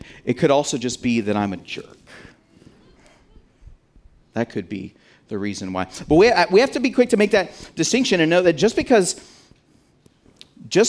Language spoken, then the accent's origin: English; United States; we're American